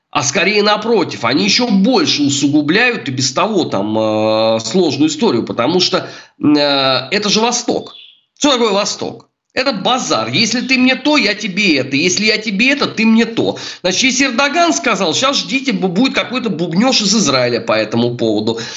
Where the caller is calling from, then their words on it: Saint Petersburg, Russia; Я вам звоню из Санкт-Петербурга, у меня в голове утро.